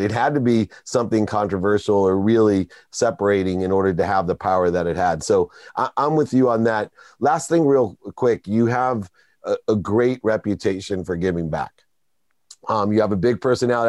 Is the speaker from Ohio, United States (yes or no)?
yes; Akron, Ohio, United States; I grew up in Akron, Ohio, very close to where LeBron James did